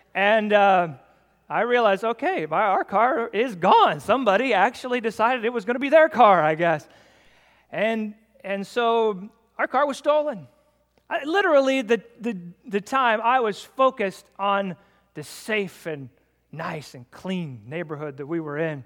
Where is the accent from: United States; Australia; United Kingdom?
United States; I'm an American man myself